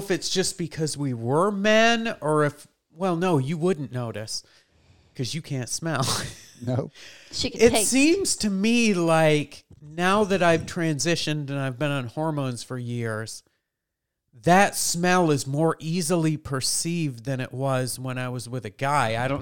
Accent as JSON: {"language": "English", "region": "Kentucky", "country": "United States", "said": "I'm from Southern Kentucky, almost"}